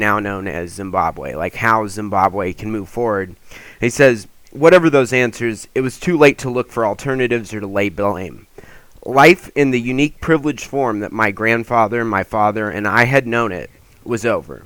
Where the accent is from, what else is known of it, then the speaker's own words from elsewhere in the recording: California, United States; as a Californian